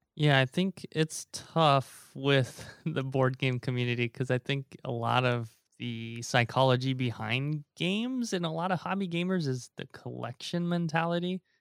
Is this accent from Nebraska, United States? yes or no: yes; Omaha, Nebraska, United States; also born or lived in Taiwan / Korea; now in California, United States; growing up in Nebraska and now living in California